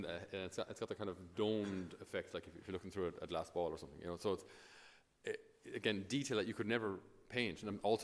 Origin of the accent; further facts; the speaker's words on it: Ireland; us as Irish